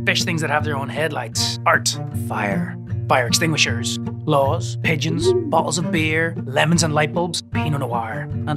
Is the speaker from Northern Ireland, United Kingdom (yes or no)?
yes; Northern Ireland, United Kingdom; moved away; also born or lived in New York City; I was growing up in Northern Ireland